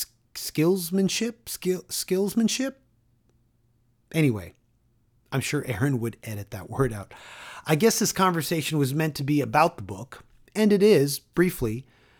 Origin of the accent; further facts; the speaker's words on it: Toronto, Ontario, Canada; my hometown of Toronto